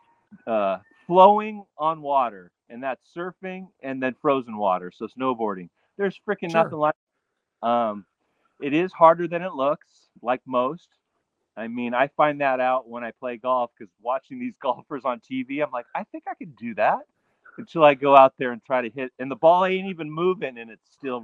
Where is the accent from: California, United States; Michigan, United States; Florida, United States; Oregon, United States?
California, United States; moved away as an adult; now in Hawaii, United States; I'm definitely a California beach kid